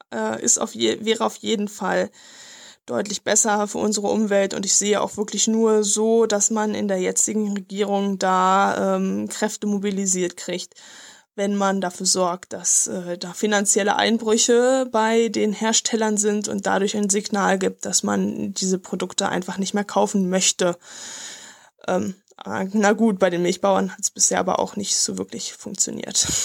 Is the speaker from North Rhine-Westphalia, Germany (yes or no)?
no; Lower Saxony, Germany; was mich als Niedersachse natürlich ganz besonders aufregt.